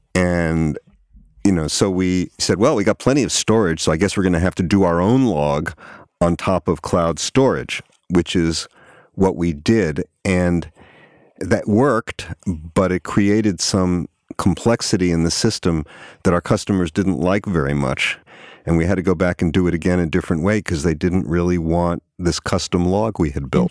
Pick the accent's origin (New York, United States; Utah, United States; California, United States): New York, United States; moved away as an adult; also born or lived in Toronto, Canada / Boston, Massachusetts; I grew up on the East Coast, yeah, in New York